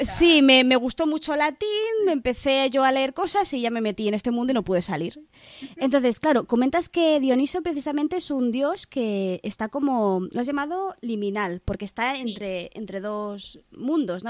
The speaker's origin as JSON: {"language": "Spanish", "town": "Barcelona", "region": "Catalonia", "country": "Spain", "said": "Yo, por ejemplo, soy de Barcelona"}